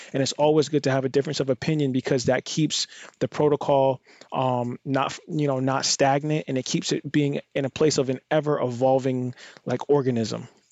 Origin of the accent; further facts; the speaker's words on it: United States; being an American or being in, like, a more privileged position in most of the population on the planet just from where I'm born and located